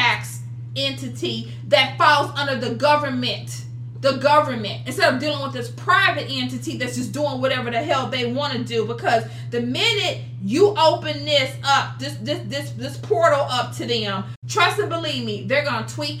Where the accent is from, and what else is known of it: United States